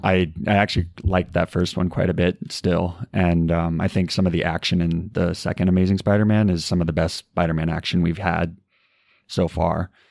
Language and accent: English; Arizona, United States; moved away; I'm originally from Arizona